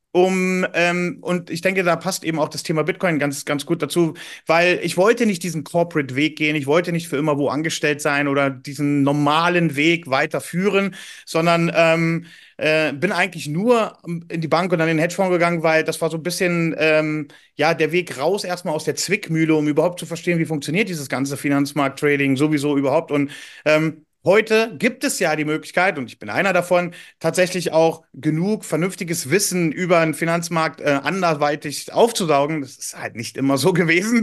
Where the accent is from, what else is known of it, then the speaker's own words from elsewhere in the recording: Berlin, Germany; Ich bin ursprünglich Berliner